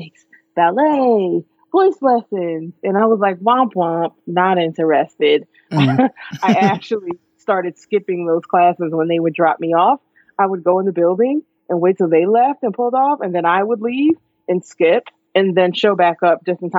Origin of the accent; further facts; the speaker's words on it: Poughkeepsie, New York, United States; moved away as an adult; also born or lived in Newburgh, New York; now in Atlanta, United States; Yes, I am originally from Newburgh, New York. That's where I was born. And a little bit later in life, when I'm 5, my family relocated to Poughkeepsie, New York, which is just up the road